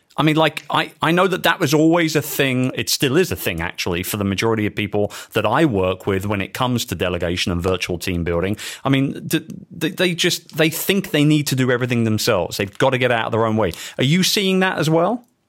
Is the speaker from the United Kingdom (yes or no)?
yes; London, United Kingdom; my hometown of London